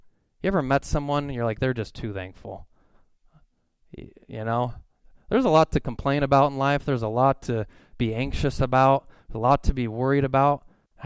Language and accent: English; Simi Valley, California, United States; I'm from Simi Valley